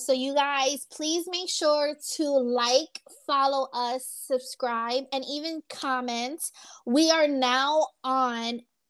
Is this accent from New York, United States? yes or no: yes; New York, United States; moved away; I'm from New York